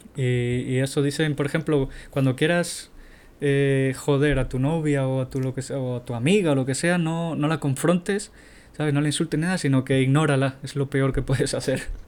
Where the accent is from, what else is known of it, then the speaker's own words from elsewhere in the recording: Tenerife, Canary Islands, Spain; tenía 12 años cuando tenía eso. Tenía una compañía que se llamaba Guanadu en Tenerife